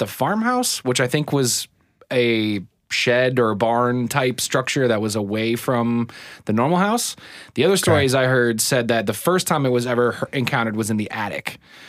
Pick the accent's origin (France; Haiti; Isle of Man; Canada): Isle of Man; Dalby; Oh, I love me some Dalby. I was raised in Dalby.